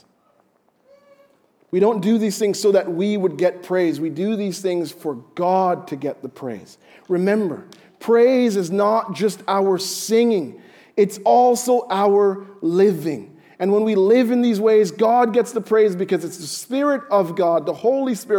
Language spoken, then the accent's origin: English; Jamaica; I'm Jamaican